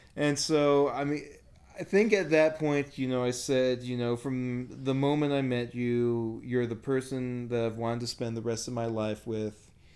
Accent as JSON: {"language": "English", "country": "United States", "said": "I'm the American"}